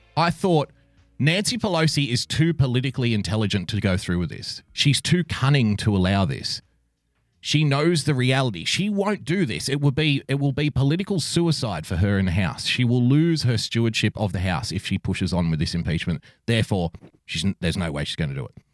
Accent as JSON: {"language": "English", "country": "Australia", "said": "I am an Australian"}